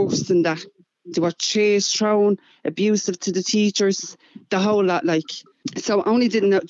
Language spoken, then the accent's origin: English; Dublin, Leinster, Ireland; moved away; also born or lived in Donegal; Now, I'm not from Finglas or Ballyfermot or anything like that. I'm from Coolock originally, and I went to a school in Donegal.